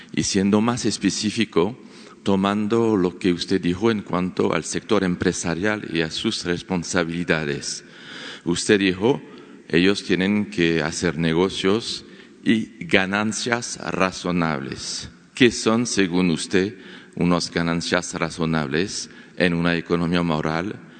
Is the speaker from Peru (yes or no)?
no; France; Spanish is a second language; moved away; Yo soy periodista francés